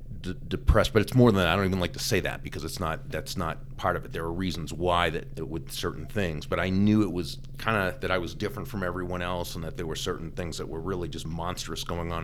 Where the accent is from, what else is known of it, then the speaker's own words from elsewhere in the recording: Boston, Massachusetts, United States; moved away; I grew up in the Boston area